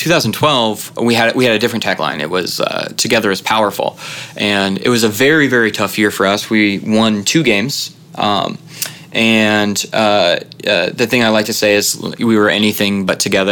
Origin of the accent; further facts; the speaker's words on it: Kansas City, United States; growing up in Kansas City